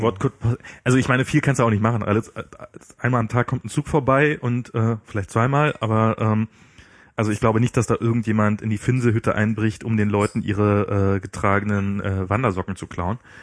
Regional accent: East Germany, Germany; Ich als Ossi

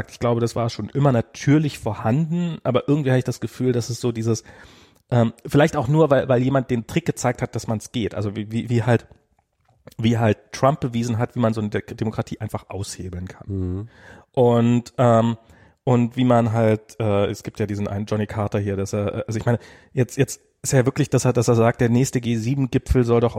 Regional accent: East Germany, Germany; ich bin ja im Osten groß geworden

